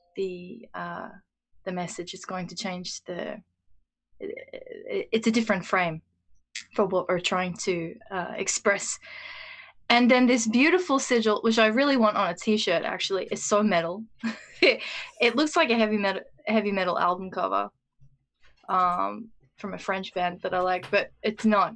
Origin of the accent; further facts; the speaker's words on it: Australia; I'm speaking from the Australian experience too